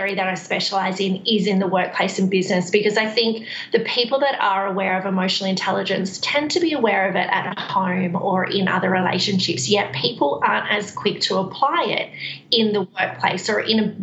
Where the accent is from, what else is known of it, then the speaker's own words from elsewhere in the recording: Central Coast, New South Wales, Australia; moved away as an adult; also born or lived in Queensland / Sydney; now in Perth, Australia; I'm actually originally from New South Wales. Just north of Sydney. So Central Coast is where I spend most of my life